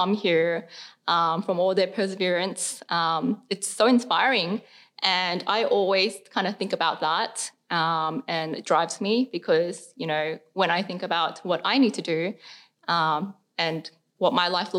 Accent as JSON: {"language": "English", "town": "Sydney", "region": "New South Wales", "country": "Australia", "tie": "born or raised there", "said": "we grew up around the Cabra area"}